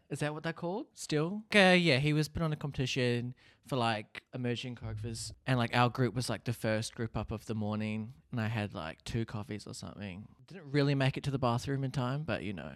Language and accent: English; Hastings, Hawke's Bay, New Zealand; I am a Kiwi boy. Grew up in a s, I guess you could say a smallish town called Hastings